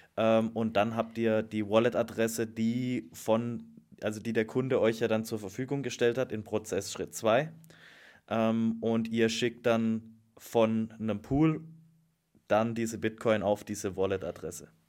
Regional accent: Black Forest, Baden-Württemberg, Germany; aus auch meiner Heimat, aus dem Schwarzwald

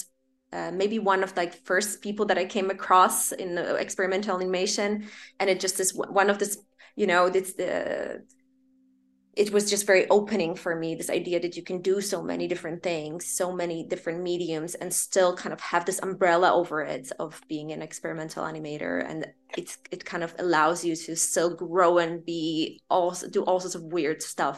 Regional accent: Poland; now in Amsterdam, Netherlands; I grew up in Poland

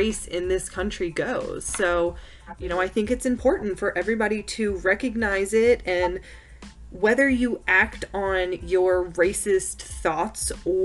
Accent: the South, United States; We were born in the South. We were raised in the South.

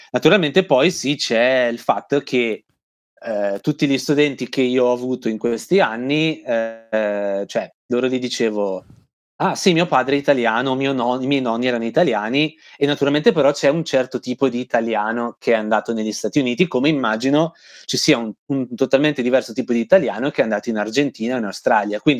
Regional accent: Italy; cioè basta dire sono italiano e guadagni 10 punti fashion così, senza fare nulla di più.

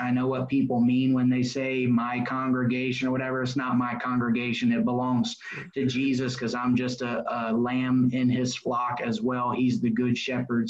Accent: Indianapolis, Indiana, United States; also born or lived in Florida; So I grew up in Indianapolis on the west side. It's called Avon

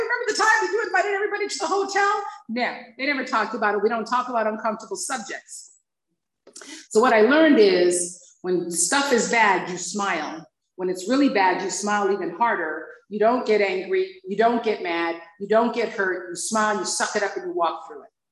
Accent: Hawaii, United States; growing up in Hawaii

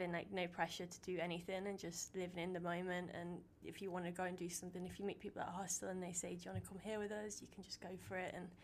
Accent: Stoke-on-Trent, West Midlands, United Kingdom; now in Gloucester, United Kingdom; I'm originally from Stoke, but I now live in Gloucester, but I'm currently in Prague.

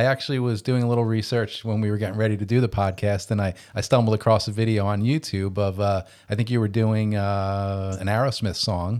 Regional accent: Kearny, New Jersey, United States; I'm born and raised in Jersey, lived here my whole life. I'm from a little town in northern New Jersey called Kearney, New Jersey.

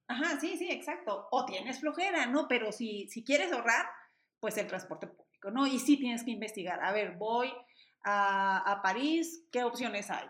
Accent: Mexico

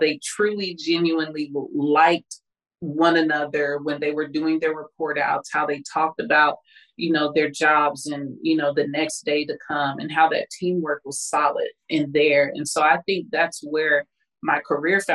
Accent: Kansas City, Kansas, United States; I'm originally from Kansas City, Kansas

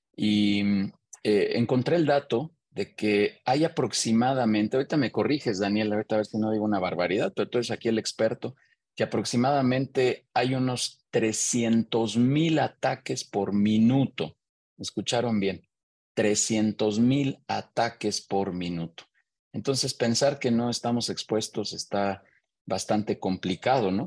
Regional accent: Mexico; soy mexicano

